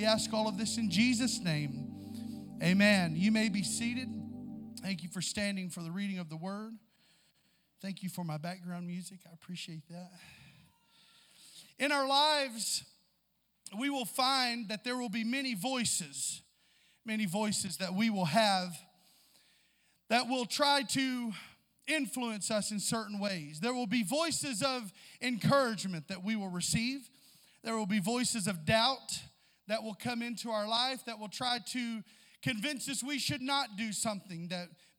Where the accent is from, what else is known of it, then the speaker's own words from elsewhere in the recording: Southeast Missouri, United States; we're both from Southeast Missouri, so there's a lot of that same vernacular there and sayings that we know and have heard before growing up